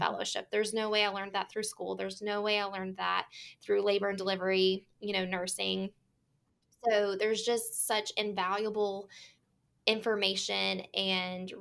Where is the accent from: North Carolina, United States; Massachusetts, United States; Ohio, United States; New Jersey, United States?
North Carolina, United States; I am from North Carolina